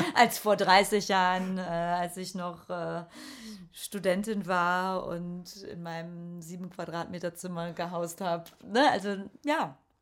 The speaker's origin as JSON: {"language": "German", "area": "Ruhr area", "region": "North Rhine-Westphalia", "country": "Germany", "said": "Ich komme ja eigentlich aus dem Ruhrgebiet"}